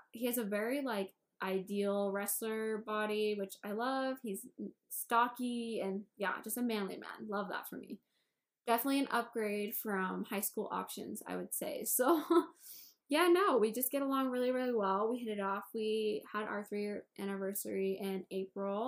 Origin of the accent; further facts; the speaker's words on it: Indiana, United States; I'm from Indiana.